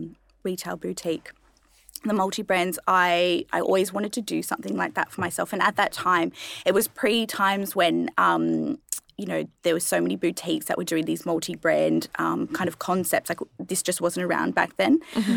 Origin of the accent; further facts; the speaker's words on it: Central Coast, New South Wales, Australia; also born or lived in Adelaide, South Australia / Penrith, Sydney / Terrigal; we moved to the Central Coast.